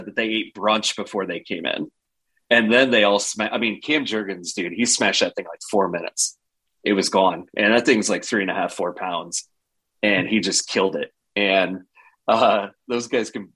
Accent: Cozad, Nebraska, United States; now in Lincoln, United States; I'm from Cozad originally, central Nebraska. So I grew up with Chris Dishman

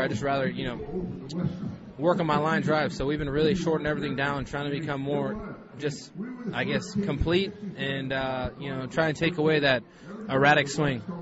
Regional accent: Hawaii, United States; moved away as an adult; now in St. Louis, United States; growing up in Hawaii

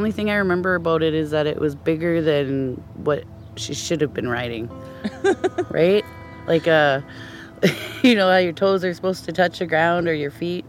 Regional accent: Champaign, Illinois, United States; I'm from Champaign.

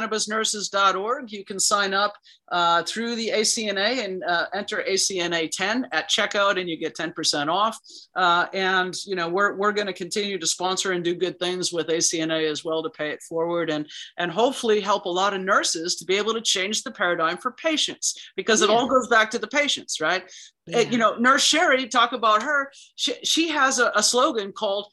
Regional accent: Chicago, Illinois, United States; I was born and raised in Chicago

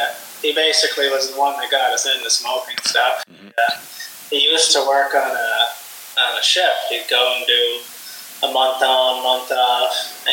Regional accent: Summerside, Prince Edward Island, Canada; Born and raised in the Summerside area, yeah. You know, I did move up to the western part of the island for a few years.

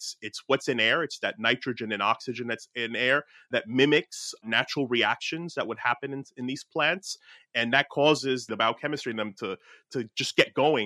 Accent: Newark, New Jersey, United States; my hometown of like Newark, New Jersey

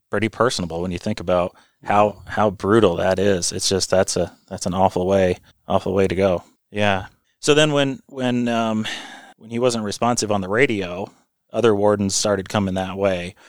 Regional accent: Vermont, United States; also born or lived in New York; I'm a native Vermonter. I, I've um, you know I grew up in Vermont, went to school in New York

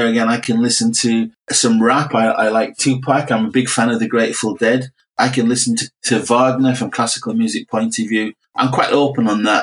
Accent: Middlesbrough, North East England, United Kingdom; I'm from Middlesbrough

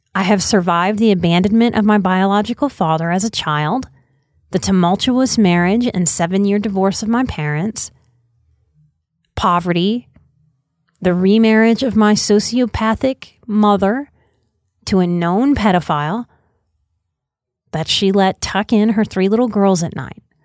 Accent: New Orleans, Louisiana, United States; moved away as an adult; I'm a New Orleans native, born and raised till I was 29

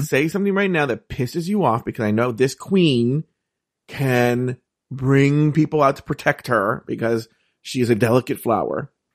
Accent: California, United States; I'm from California

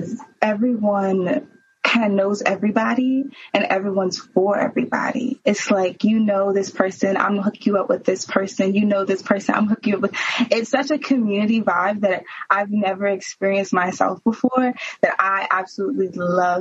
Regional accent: Prince George's County, Maryland, United States; moved away as an adult; now in Baltimore, United States; I'm from Prince George's County. I'm from PG County.

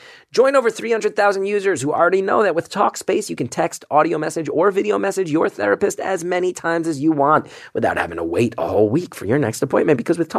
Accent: New York City, New York, United States; I'll tell you, being a New Yorker, I remember once going on the subway with one of these umbrellas

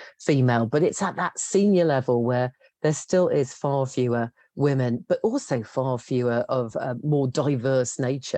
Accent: West Midlands, United Kingdom; moved away as an adult; also born or lived in London; And I grew up in the West Midlands, which at that stage was struggling as a place to get work.

